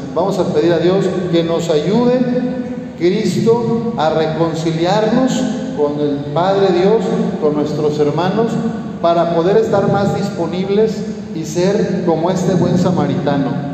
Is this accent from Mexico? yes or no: yes; Jalisco, Mexico; moved away as an adult; now in Torreón, Mexico; allá en Jalisco, en mi tierra